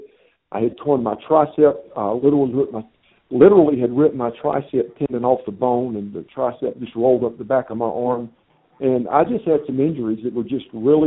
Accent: United States; also born or lived in Japan; I was excited about coming back home, being able to work in my home country

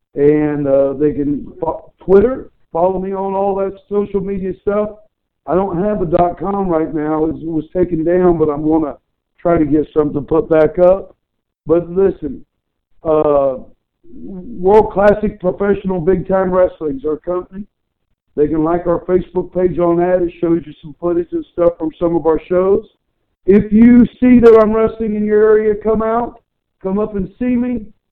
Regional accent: Chillicothe, Ohio, United States; my hometown Chillicothe, Ohio had a lot of great professional wrestlers come from it

